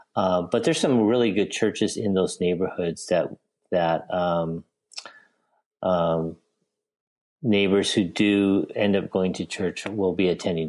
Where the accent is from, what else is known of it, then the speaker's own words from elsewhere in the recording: Los Angeles, California, United States; first language English; now in Fullerton, United States; Born and bred in Los Angeles. I haven't ventured very far.